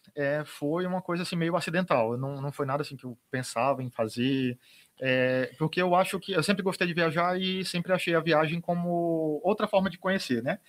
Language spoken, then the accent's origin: Portuguese; Itapiúna, Ceará, Brazil; cidade onde eu nasci, né, que é Itapiúna